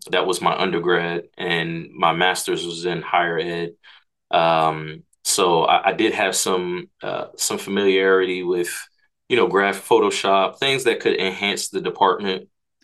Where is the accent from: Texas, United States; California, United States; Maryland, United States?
Maryland, United States; Hyattsville; also born or lived in Takoma Park, Maryland / Frederick, Maryland; I'm from the DMV area, grew up in Hyattsville, Maryland